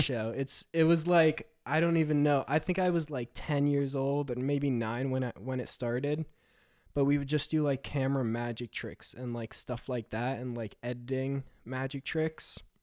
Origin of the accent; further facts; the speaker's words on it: New Jersey, United States; I am a filmmaker from New Jersey.